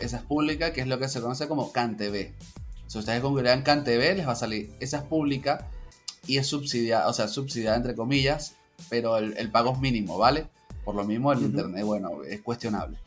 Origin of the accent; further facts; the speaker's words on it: Caracas, Capital District, Venezuela; yo soy de, la capital, entonces yo soy de Caracas, tengo 32 años